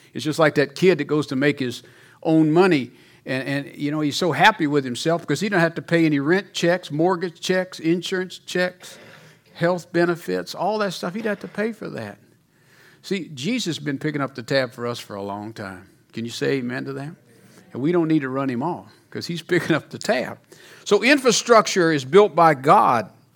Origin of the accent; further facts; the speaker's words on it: Mississippi, United States; moved away as an adult; also born or lived in Louisiana; now in Colorado, United States; I'm from Louisiana, even though I was raised in Mississippi.